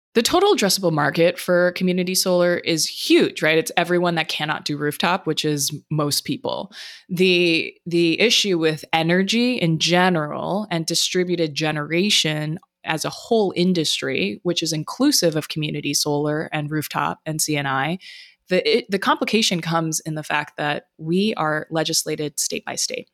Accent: Honolulu, Hawaii, United States; moved away; I was born and raised in Honolulu, Hawaii, the most isolated landmass in the world

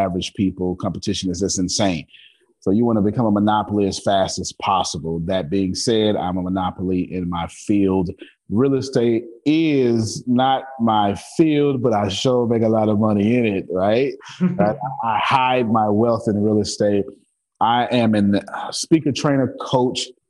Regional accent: Galveston, Texas, United States; I'm from Galveston Island, Texas

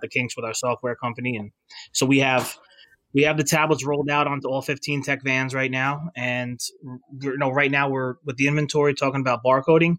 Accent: Bayonne, New Jersey, United States; locally here in Bayonne is my hometown. It's where I went to that high school

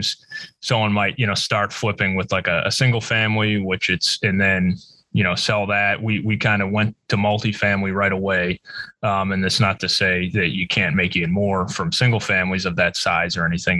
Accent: Massachusetts, United States; we're both from Massachusetts, we grew up together

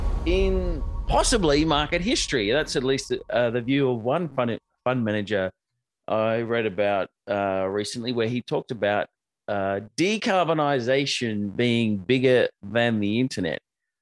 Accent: Australia; I'm an Aussie

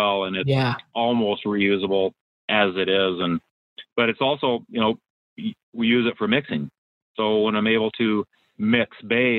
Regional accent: Arizona, United States; moved away as an adult; now in Washington, United States; I grew up in Arizona

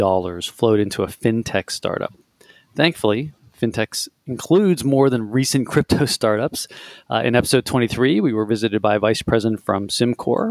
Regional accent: Pittsburgh, Pennsylvania, United States; I was born in Pittsburgh

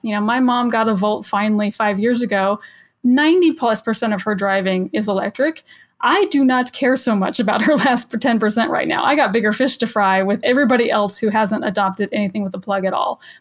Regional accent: Los Angeles, California, United States; I'm from Los Angeles

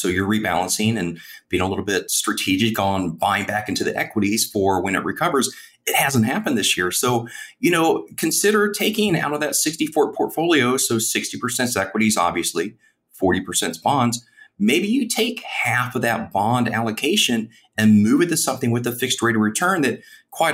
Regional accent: Midwest, United States; I'm from the Midwest

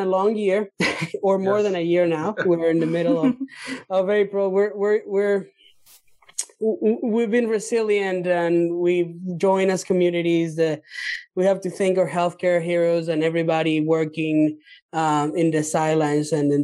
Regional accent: Minnesota, United States; Maybe Alyssa and I from Minnesota

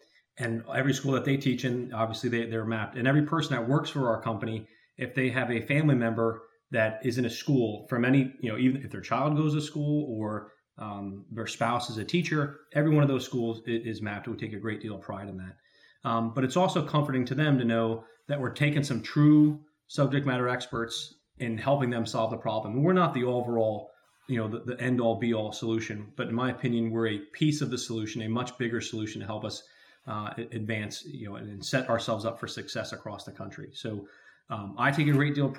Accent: New Jersey, United States; the state of New Jersey, where I'm very proud to be from, that's where our office is located. We have field offices spread throughout the country, but New Jersey's my home state

